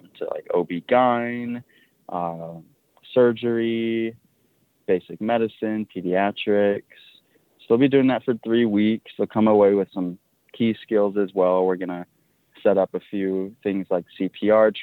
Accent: Tucson, Arizona, United States; I grew up out here in Tucson, very involved in my Yaqui culture

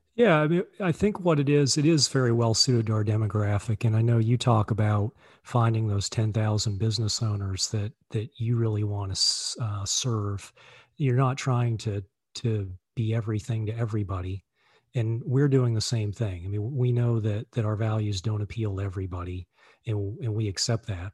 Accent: Virginia, United States; moved away as an adult; also born or lived in Boston, Massachusetts; now in Charlottesville, United States; I grew up in Virginia

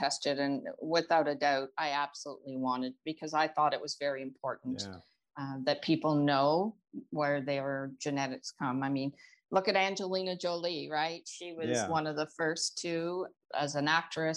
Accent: Toronto, Ontario, Canada; I am from Toronto, Ontario, Canada

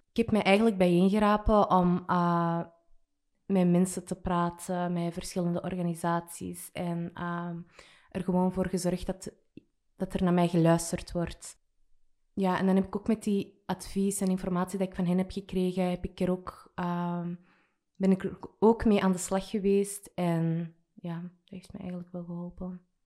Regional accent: Antwerp, Flanders, Belgium; Ik kom uit Burgerhout

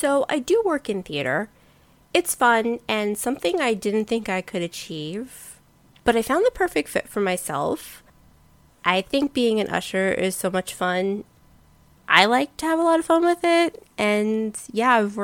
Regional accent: New York City, New York, United States; I'm born and raised in New York City

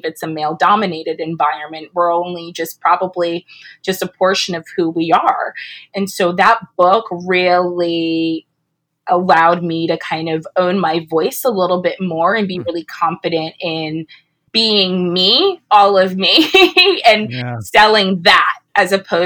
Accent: New Jersey, United States; I'm from Jersey originally

